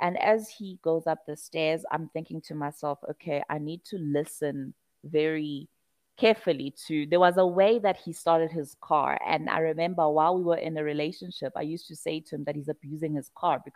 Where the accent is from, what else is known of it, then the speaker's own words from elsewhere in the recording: Pietermaritzburg, KwaZulu-Natal, South Africa; moved away; my hometown, Pietermaritzburg